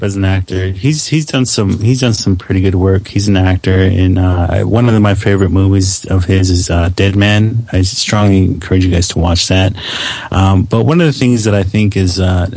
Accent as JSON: {"language": "English", "country": "United States", "said": "we are as American Indian people."}